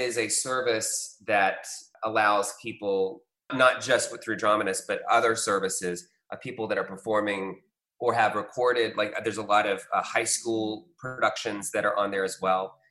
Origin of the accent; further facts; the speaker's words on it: Atlanta, Georgia, United States; also born or lived in Los Angeles; I grew up here in Atlanta, but I was working in LA when the movie came out.